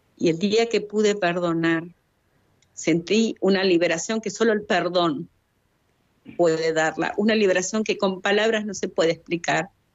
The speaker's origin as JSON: {"language": "Spanish", "region": "Chubut", "country": "Argentina", "also_born_or_lived": "Rawson, Playa Unión (residence)", "said": "Soy de Argentina, de la provincia de Chubut. Vivo en su capital, en Rawson, Playa Unión"}